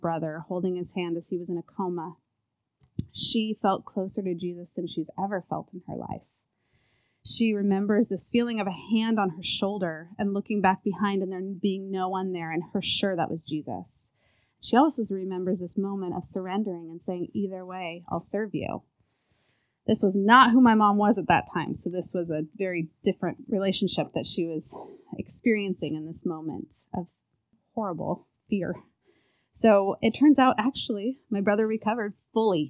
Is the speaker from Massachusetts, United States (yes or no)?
no; California, United States; I was born in California, so it was the beautiful weather